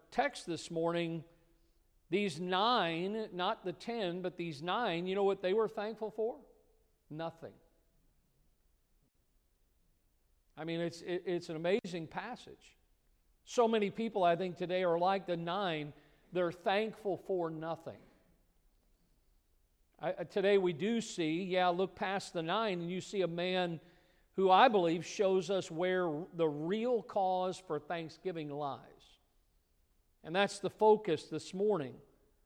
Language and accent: English; Midwest, United States; moved away; I grew up in the Midwest